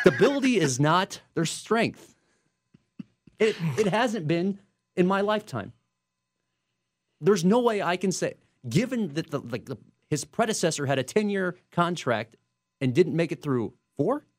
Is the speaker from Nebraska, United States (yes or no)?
yes; Omaha, Nebraska, United States; that's my hometown